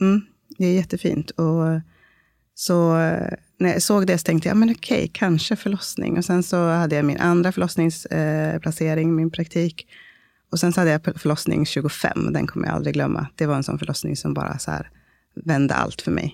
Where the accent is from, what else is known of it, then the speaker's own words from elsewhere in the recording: Uppsala, Uppsala County, Sweden; moved away as an adult; also born or lived in Stockholm; now in Malmö, Sweden; jag är en dola och barnmorska eh, från Malmö, eller ursprungligen från Uppsala